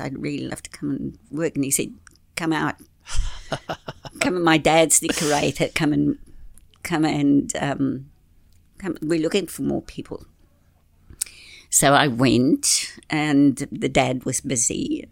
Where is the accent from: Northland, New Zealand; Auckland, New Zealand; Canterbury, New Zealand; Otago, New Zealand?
Auckland, New Zealand; Orewa; also born or lived in Whangaparaoa; I'm from Orewa